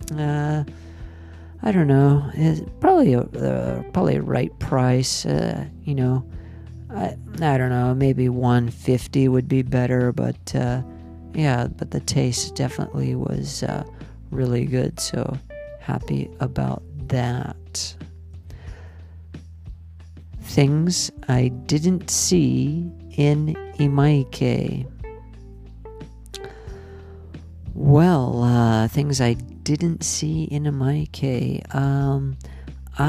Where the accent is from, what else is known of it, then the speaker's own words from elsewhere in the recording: United States; now in Nagoya, Japan; I'm an American